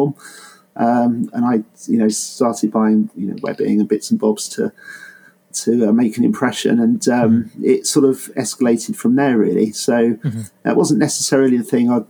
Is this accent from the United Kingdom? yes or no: yes; Bedfordshire, East of England, United Kingdom; moved away; I'm from Bedfordshire originally